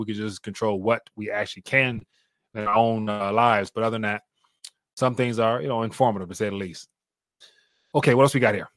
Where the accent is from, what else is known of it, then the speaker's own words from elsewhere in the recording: United States; as an American citizen